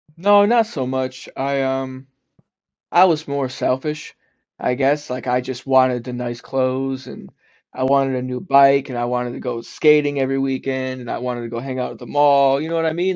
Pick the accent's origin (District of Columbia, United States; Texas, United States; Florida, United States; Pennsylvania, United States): Florida, United States; South; also born or lived in Detroit, Michigan / South Carolina / New Jersey; I was born in Detroit, Michigan. Okay. And but but I grew up in South Florida